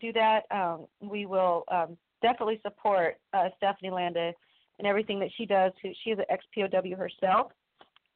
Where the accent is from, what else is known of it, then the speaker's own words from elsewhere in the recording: Washington, United States; I'm from Washington